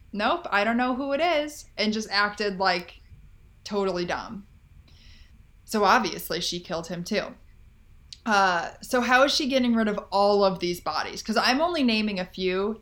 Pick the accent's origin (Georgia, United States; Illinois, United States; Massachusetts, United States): Illinois, United States; Chicago; my home state of Chicago